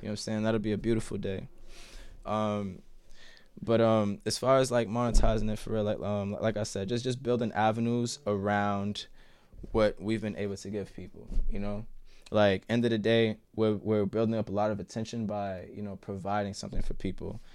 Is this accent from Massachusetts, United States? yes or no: yes; Boston, Massachusetts, United States; also born or lived in Jamaica Plain, Boston; I grew up in Roxbury. I live in J P now.